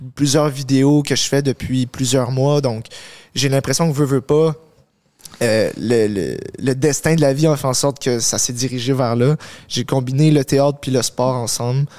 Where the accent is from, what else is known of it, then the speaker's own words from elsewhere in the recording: Montreal, Quebec, Canada; je suis né à Montréal. Euh, j'ai grandi avec mes parents